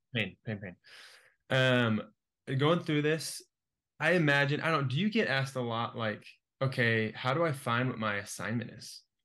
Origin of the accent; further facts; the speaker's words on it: Keller, Texas, United States; I'm from a city called Keller